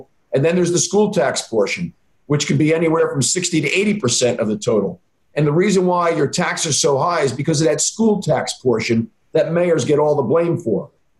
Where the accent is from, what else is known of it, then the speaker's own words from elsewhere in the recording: Hillsborough, New Jersey, United States; my hometown of Hillsborough, the typical New Jersey suburb